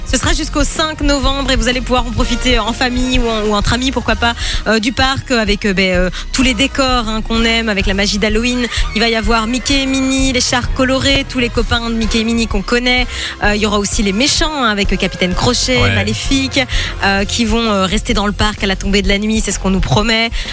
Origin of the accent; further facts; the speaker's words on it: the Centre region, Wallonia, Belgium; chez moi, moi je viens de la région du centre